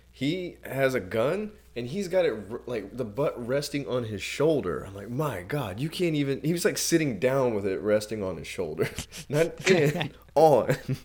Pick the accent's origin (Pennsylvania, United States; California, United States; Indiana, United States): Indiana, United States; I'm from Indiana